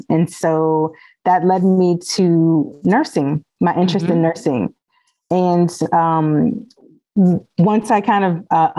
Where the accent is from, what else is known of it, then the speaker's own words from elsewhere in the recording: Alexandria, Virginia, United States; I born and raised in Alexandria, Virginia